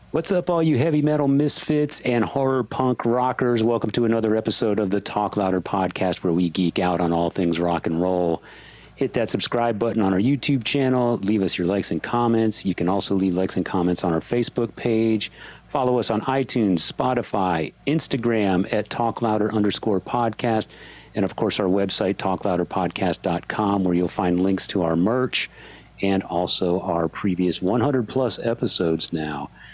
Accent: San Antonio, Texas, United States; I grew up with him in San Antonio

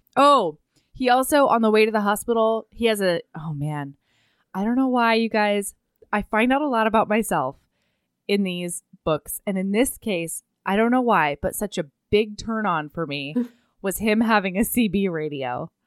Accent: Oregon, United States; my house growing up in Oregon

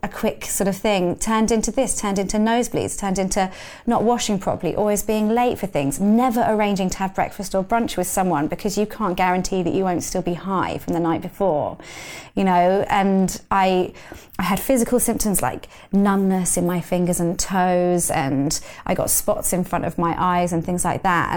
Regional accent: London, United Kingdom; I grew up in London

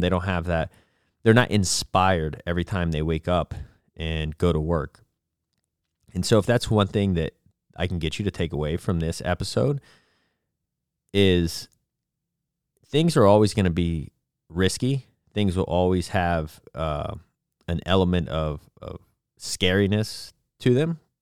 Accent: Florida, United States; moved away; also born or lived in Abilene, Texas / Dallas, Texas / Portland / California; I grew up in Florida

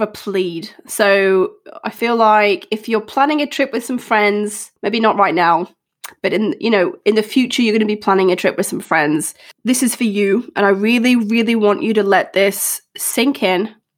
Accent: Australia; now in United Kingdom; growing up in Australia

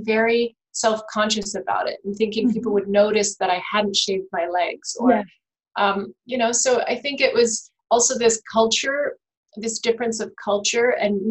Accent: Virginia, United States; I grew up in Virginia, but I have German parents.

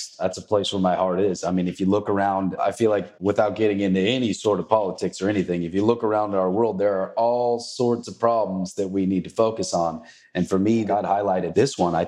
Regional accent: Marysville, Washington, United States; hometown, Marysville, Washington, where I grew up since I was born there and raised there. And I live 20 minutes from there now

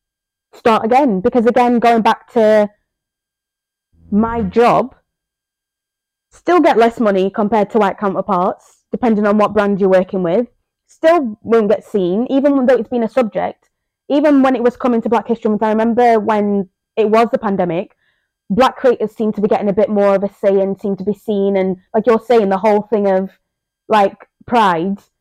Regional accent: England, United Kingdom; English is a second language; also born or lived in Zambia; I grew up in England, and who, being from Zambia

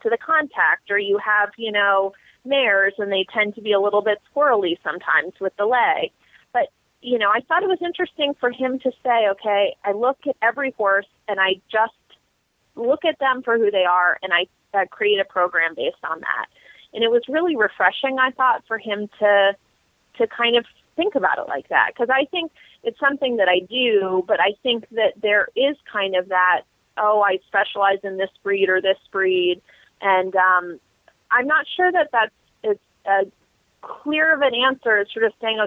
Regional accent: Massachusetts, United States; moved away; I grew up in Massachusetts

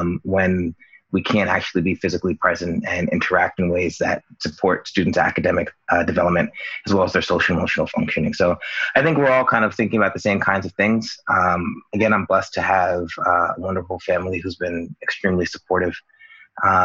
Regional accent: Union, New Jersey, United States; I grew up in Union, New Jersey, which is a town here

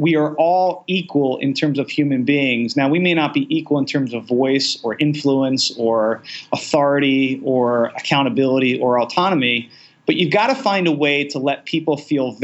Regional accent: Baltimore, Maryland, United States; I'm a city boy. I grew up in Baltimore most of my life.

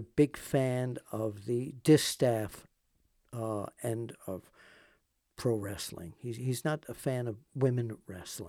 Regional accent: New York, United States; now in Pennsylvania, United States; we moved here from New York

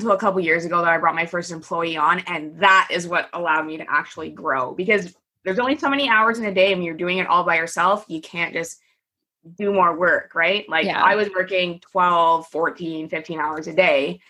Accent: Canada; I'm Canadian, by the way, and so is my company

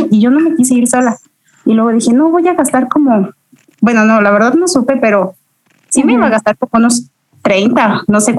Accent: San Luis Potosí, Mexico; soy de, San Luis Potosí, justamente la capital de San Luis Potosí. Es un pequeño ranchito.

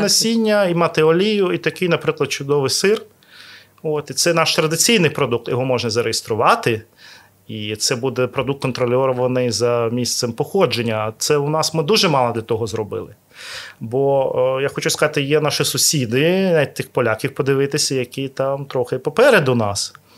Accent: Odesa, Odesa Oblast, Ukraine; я народився в Одесі.

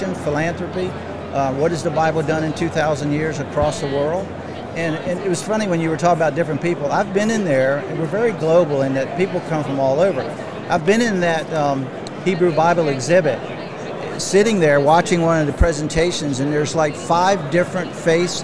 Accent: Virginia, United States; I'm from Virginia

